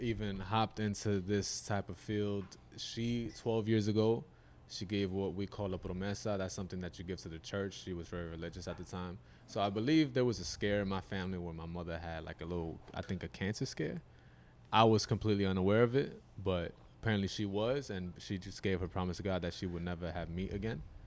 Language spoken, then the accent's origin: English; Yonkers, New York, United States; I'm from Yonkers, New York, about ten minutes north from here.